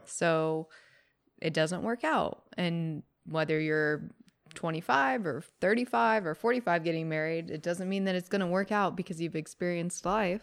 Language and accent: English; California, United States; we grew up in California